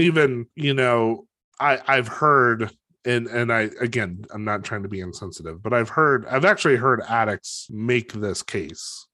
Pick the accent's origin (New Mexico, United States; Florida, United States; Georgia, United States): New Mexico, United States; Los Alamos; I grew up in Los Alamos